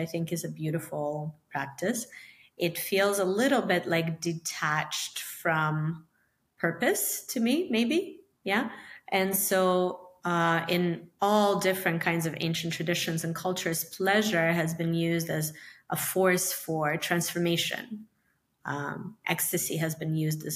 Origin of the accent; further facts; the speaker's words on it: Ukraine; also born or lived in New York; now in Miami, United States; I'm from Ukraine originally, and I moved to Miami from New York